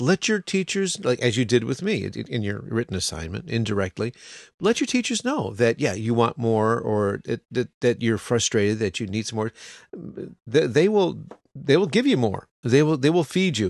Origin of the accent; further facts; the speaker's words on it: United States; now in Japan; we're American